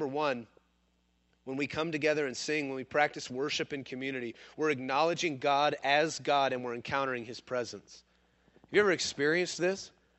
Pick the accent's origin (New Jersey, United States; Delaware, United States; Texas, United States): Texas, United States; Sundown; also born or lived in Missouri; Sundown, Texas, where we came from, well, kind of came from. We made a brief stop in Missouri, but we're really from West Texas.